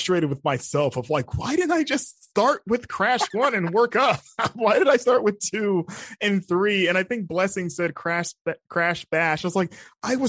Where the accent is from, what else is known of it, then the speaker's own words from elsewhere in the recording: Florida, United States; growing up in Florida